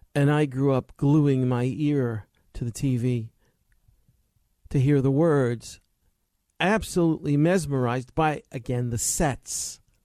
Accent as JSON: {"language": "English", "region": "New York", "country": "United States", "tie": "born or raised there", "said": "I remember as a little boy growing up in New York"}